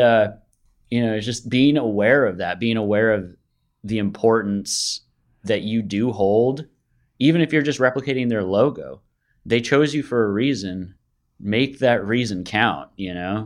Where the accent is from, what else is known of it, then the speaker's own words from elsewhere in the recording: Bay Area, California, United States; I'm born and raised in the Bay Area.